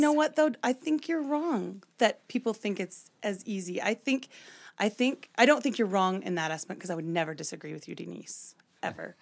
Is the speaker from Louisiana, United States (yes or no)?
yes; Louisiana, United States; moved away as an adult; now in Utah, United States; I'm from Louisiana, but I went to school out here in Utah.